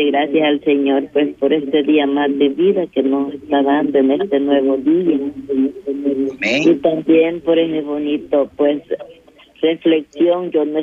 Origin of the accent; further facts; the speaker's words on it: Ahuachapán, El Salvador; me mandaron a hacerme unos exámenes a Santana, porque yo soy de Aguachapán.